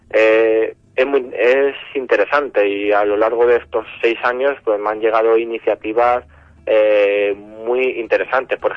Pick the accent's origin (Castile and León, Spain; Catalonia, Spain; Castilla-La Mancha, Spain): Castilla-La Mancha, Spain; al fin y al cabo que todos como castellano manchego... sintamos nuestra arquitectura popular, de nuestro entorno